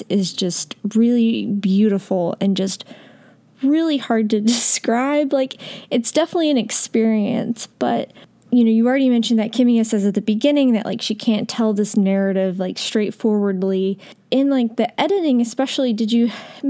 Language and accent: English; United States; for me as an American